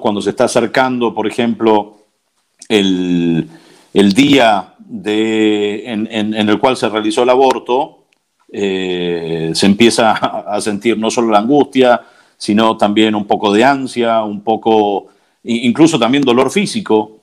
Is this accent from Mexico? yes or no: no; Buenos Aires, Argentina; moved away as an adult; also born or lived in United States / New York / Connecticut / California; now in Civita Castellana, Italy; soy argentino, nací en, Buenos Aires en el 78